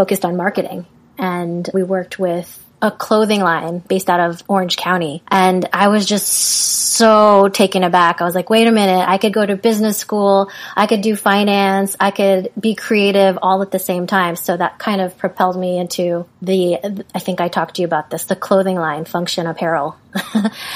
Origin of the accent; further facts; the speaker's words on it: Philippines; I was born in the Philippines